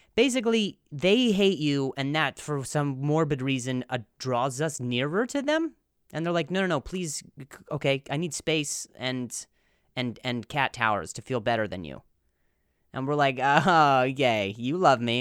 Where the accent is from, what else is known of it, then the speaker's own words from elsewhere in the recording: Midwest, United States; moved away; I'm from the Midwest